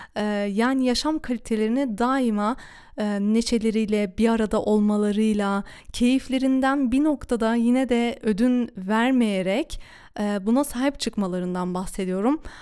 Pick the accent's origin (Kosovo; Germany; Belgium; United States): Germany; Duisburg, North Rhine-Westphalia; ben de Almanya'nın Duisburg şehrinde doğdum, büyüdüm ve burada yaşıyorum